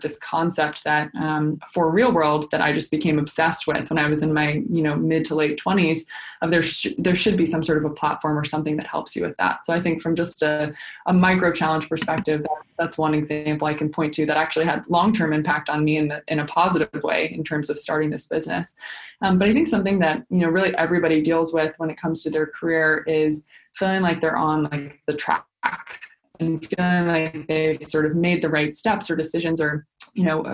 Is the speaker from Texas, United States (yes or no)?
no; Washington, District of Columbia, United States; my own personal experience of growing up in Washington, D.C.